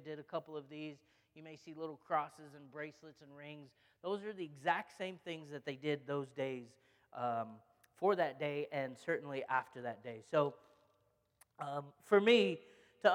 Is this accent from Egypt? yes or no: yes; Egypt; I'm Egyptian, and so we grew up Greek Orthodox